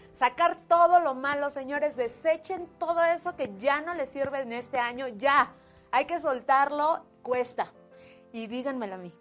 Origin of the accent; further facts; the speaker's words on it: Mexico; como mexicanos